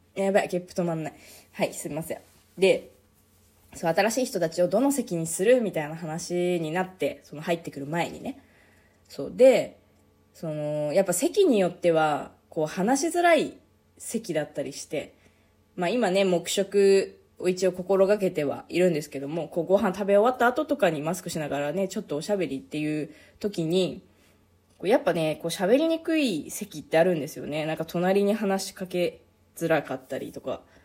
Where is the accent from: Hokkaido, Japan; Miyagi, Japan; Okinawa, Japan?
Hokkaido, Japan; eastern; now in Sapporo, Japan; うちの実家は北海道の道東の方